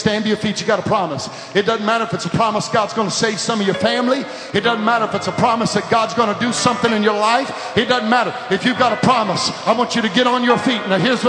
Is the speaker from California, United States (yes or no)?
yes; California, United States; I don't care where you're from. I'm from California. It doesn't matter.